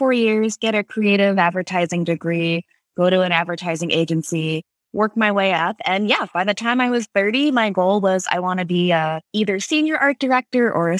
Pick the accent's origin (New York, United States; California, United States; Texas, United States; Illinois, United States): California, United States; Pasadena Art Center, which is an art school near where I grew up in California